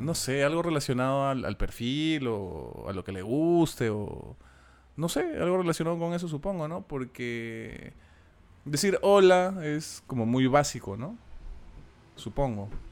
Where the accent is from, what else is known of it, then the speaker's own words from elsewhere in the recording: Lima, Peru; soy un limeño de pura cepa